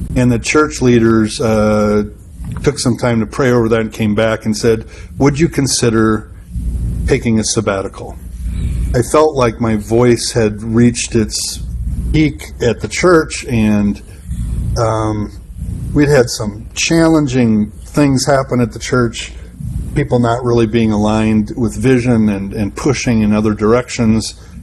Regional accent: Madison, Wisconsin, United States; I'm from Madison, Wisconsin.

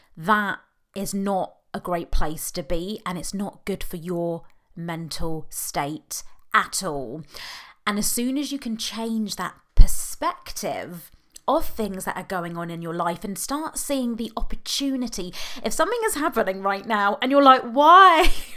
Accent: United Kingdom; accent: British; now in Oxfordshire, United Kingdom; even though I know you can tell from my accent I'm British

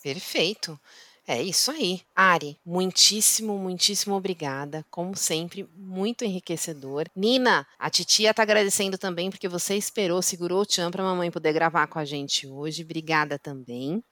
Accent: Osasco, São Paulo, Brazil; eu nasci em Osasco

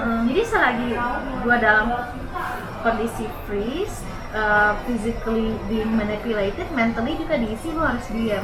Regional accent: Bandung, West Java, Indonesia; aku dari Bandung

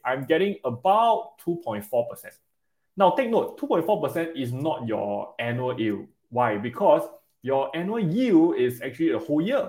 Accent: Singapore; I'm a Singaporean

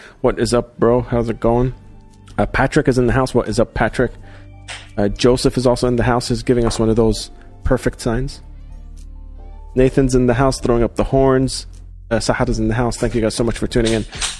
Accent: Dubai, United Arab Emirates; because especially growing up in Dubai, when I came here for college

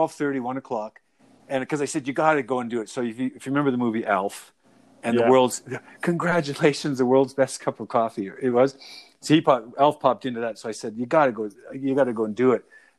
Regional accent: Calgary, Alberta, Canada; moved away as an adult; also born or lived in Middle East; I grew up in Calgary, of course, but and went overseas for 18 years.

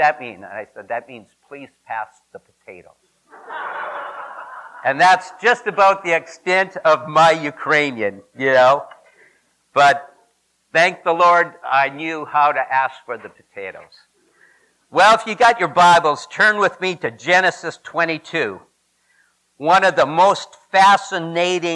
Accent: Saskatchewan, Canada; now in United States; I am Canadian by birth. I tell people I was born in Saskatchewan or Saskatchewan Bush, as we call it, up there

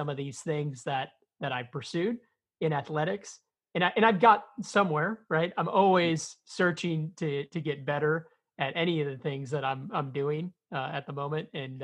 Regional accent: Chicago, Illinois, United States; I'm from Chicago, Illinois. I grew up in a blue-collar neighborhood on the south side of the city

